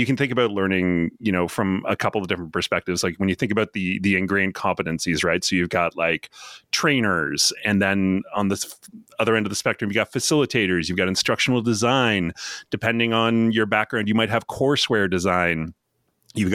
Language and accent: English; Canada; I'm Canadian, too.